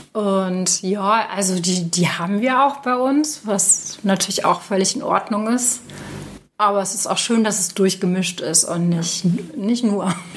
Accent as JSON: {"language": "German", "town": "Cologne", "region": "North Rhine-Westphalia", "country": "Germany", "said": "als Kölner"}